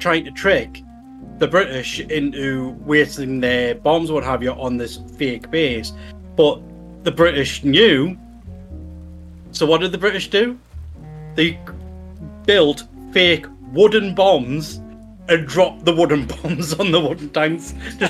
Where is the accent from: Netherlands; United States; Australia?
Australia; Well, ex-convicts aren't allowed on new shows anyway because we're from Australia. You know, prison colony.